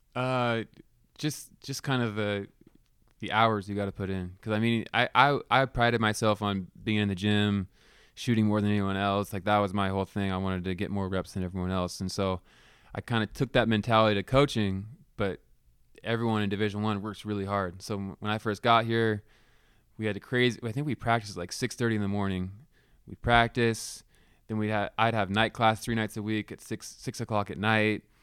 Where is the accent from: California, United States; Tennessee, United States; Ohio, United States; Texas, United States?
California, United States; Palo Alto; now in Cheney, United States; I grew up in Palo Alto, uh, actually on Stanford campus